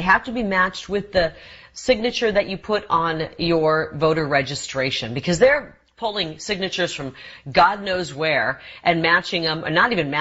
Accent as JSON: {"language": "English", "region": "Iowa", "country": "United States", "tie": "born or raised there", "moved": "yes", "lives_now": "Arizona, United States", "said": "I grew up in Iowa."}